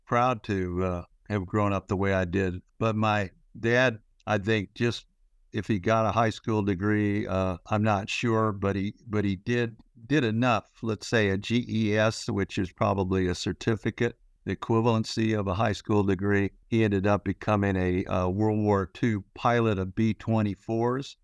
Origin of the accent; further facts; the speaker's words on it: Houston, Texas, United States; moved away as an adult; also born or lived in Memphis, Tennessee / Georgia Tech, Atlanta; I grew up in Texas. Uh, I was born in Memphis, Tennessee, but raised in Houston.